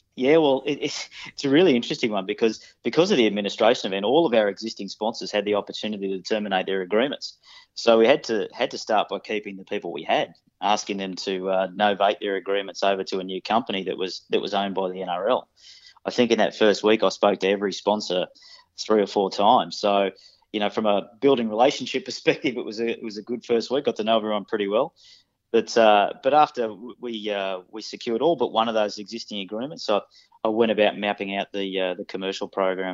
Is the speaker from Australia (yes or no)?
yes; Sydney, New South Wales, Australia; moved away as an adult; also born or lived in Queensland; I grew up in Western Sydney